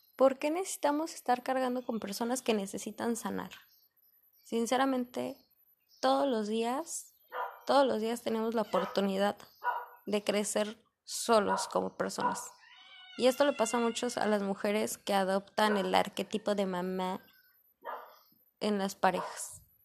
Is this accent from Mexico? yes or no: yes; Mexico; como mexicanos, nosotros aquí